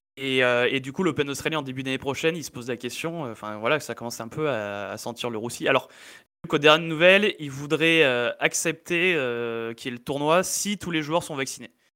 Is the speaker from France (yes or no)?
yes; Valence, Auvergne-Rhône-Alpes, France; on est de Valence